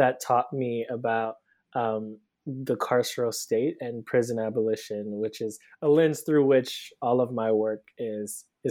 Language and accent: English; Cleveland, Ohio, United States; moved away as an adult; now in Brooklyn, United States; So I'm originally from Cleveland, Ohio. I live in Brooklyn now. I moved here about 10 years ago for undergrad